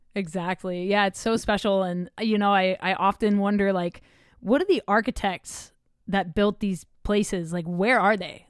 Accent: Oklahoma, United States; moved away; I'm from Oklahoma originally.

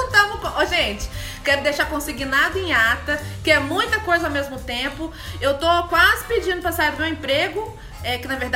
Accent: Porto Alegre, Rio Grande do Sul, Brazil; Eu sou, eu sou, eu sou de Porto Alegre.

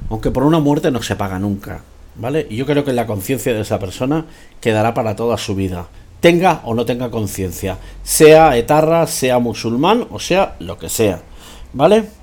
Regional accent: Catalonia, Spain; soy español por obligación, soy español porque lo dice mi DNI, pero estoy harto, no me siento español, me siento catalán.

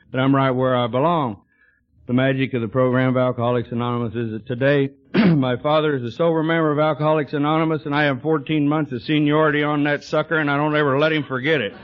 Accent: Texas, United States; now in Yorba Linda, United States; I was born in Texas

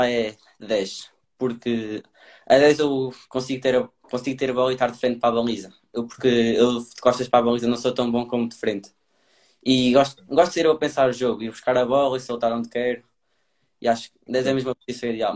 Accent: Portugal; minha terra, cá em Castro

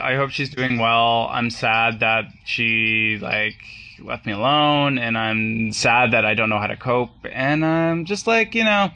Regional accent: Northern Ontario, Canada; now in Toronto, Canada; I'm from Northern Ontario originally

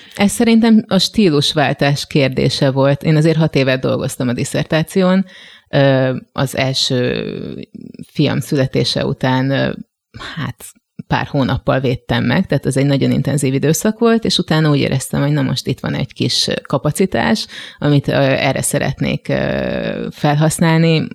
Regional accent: Gödöllő, Pest, Hungary; moved away as an adult; also born or lived in Budapest; én Gödöllőn nevelkedtem, hogyha ezt így lehet mondani, tehát ott jártam iskolába, ott nőttem fel

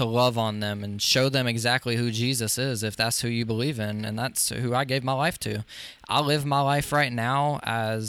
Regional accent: Social Circle, Georgia, United States; my hometown of Social Circle, Georgia

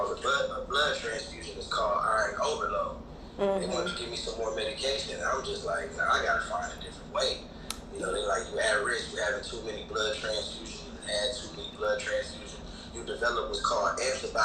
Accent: Midwest, United States; growing up in the Midwest

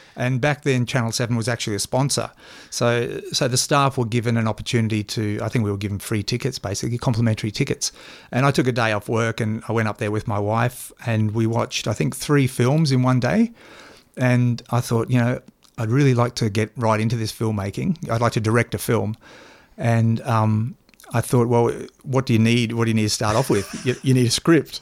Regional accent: Toowoomba, Queensland, Australia; we, we grew up in Toowoomba

